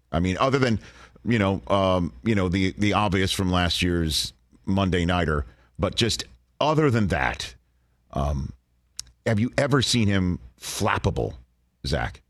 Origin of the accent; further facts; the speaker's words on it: New York City, New York, United States; accent: New York; moved away; my hometown of Staten Island, New York